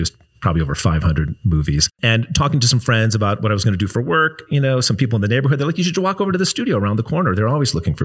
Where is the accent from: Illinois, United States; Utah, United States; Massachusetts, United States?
Illinois, United States; Chicago; moved away as an adult; also born or lived in Iowa / California; I grew up in Chicago, made my way to Iowa for college